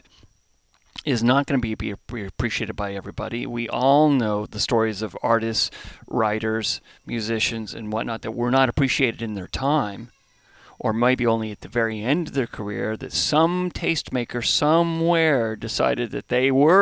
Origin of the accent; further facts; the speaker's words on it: a very small town outside of Columbus, Ohio, United States; moved away; also born or lived in Southern California; I was born in Southern California, but grew up in a very small town outside of Columbus.